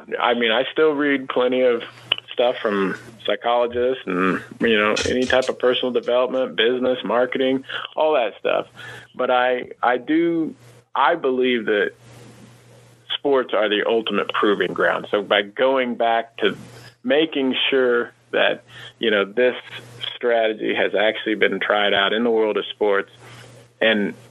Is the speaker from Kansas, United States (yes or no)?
yes; Kansas, United States; I grew up in Kansas and went to college at Kansas State